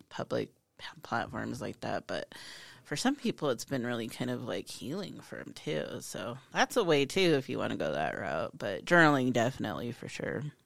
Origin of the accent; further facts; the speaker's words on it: Hardin, Montana, United States; I'm from Hardin.